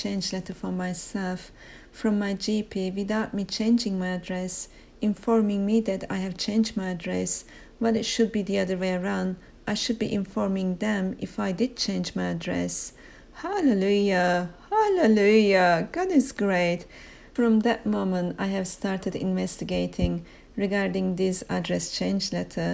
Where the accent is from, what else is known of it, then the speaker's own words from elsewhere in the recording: Turkey; now in United Kingdom; an alien, foreigner, for I'm from Turkey originally